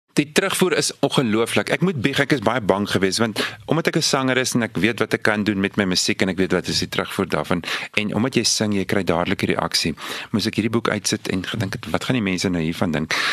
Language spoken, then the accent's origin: Afrikaans; Victoria West, Northern Cape, South Africa; ek het groot geword in Victoria West, klein dorpie daar in die Karoo.